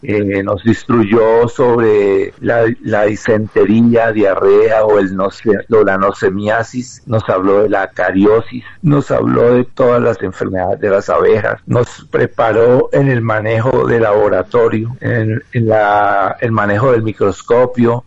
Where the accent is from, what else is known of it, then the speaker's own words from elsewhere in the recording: Colombia; motivar aquí en mi país la formación de apicultores